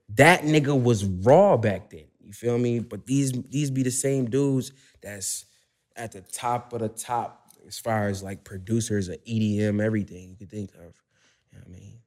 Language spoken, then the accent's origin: English; Buffalo, New York, United States; I'm from Northumberland, East Ferry